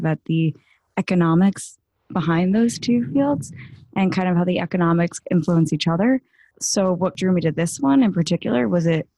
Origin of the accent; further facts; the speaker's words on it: Long Island, New York, United States; I am from Long Island, New York